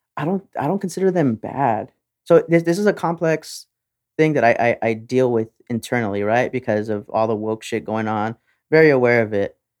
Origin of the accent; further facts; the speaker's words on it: Texas, United States; we're Texan